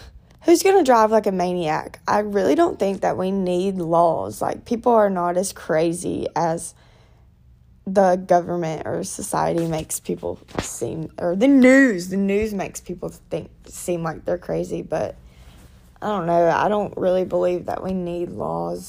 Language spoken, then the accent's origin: English; Georgia, United States; also born or lived in Atlanta, Georgia / South Carolina; if you travel 3 hours south to my hometown